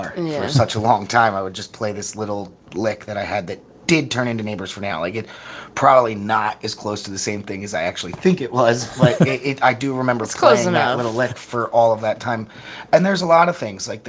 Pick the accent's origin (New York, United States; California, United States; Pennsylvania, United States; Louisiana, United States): Pennsylvania, United States; Perkiomenville; It's a small farm town about an hour west of Philadelphia. We all went to Boyertown Senior High School